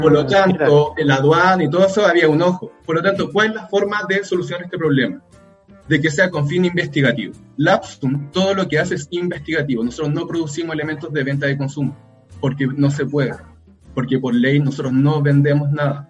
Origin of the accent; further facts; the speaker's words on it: Rancagua, O'Higgins, Chile; moved away as an adult; now in Valparaíso, Chile; salimos de Rancagua, cada uno se fue a estudiar a alguna universidad o algún lugar